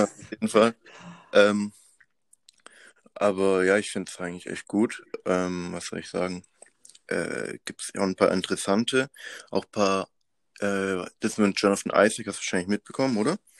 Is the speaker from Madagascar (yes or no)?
yes; Madagascar; also born or lived in Pforzheim, Germany; now in Germany; ich bin geboren auf Madagaskar und dann mit meiner Mom zusammen äh, 2001 nach Europa gekommen